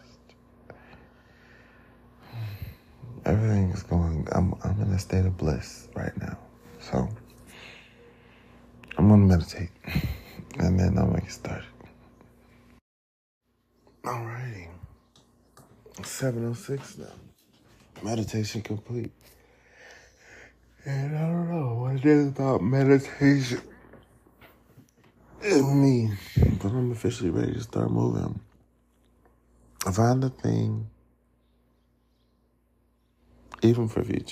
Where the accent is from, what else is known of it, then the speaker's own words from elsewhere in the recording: United States; being African American